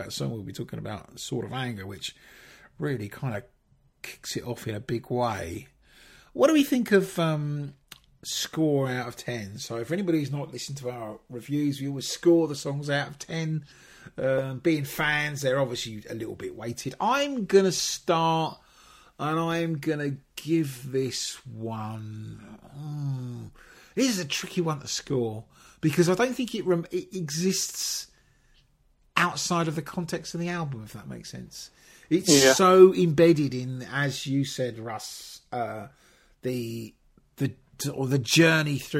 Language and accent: English; England, United Kingdom; we're all English